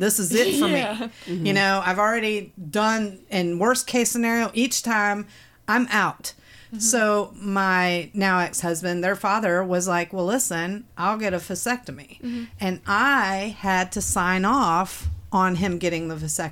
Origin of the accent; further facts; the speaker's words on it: United States; as an American woman